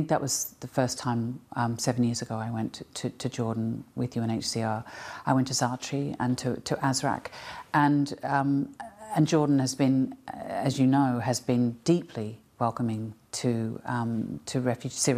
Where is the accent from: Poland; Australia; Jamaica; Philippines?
Australia; I'm Australian, and I come from a culture